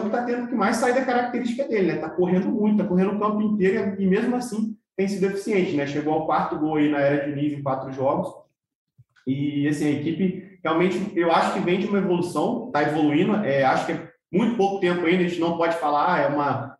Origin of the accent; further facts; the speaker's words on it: Volta Redonda, Rio de Janeiro, Brazil; moved away; eu sou de Volta Redonda, minha família é Volta Redonda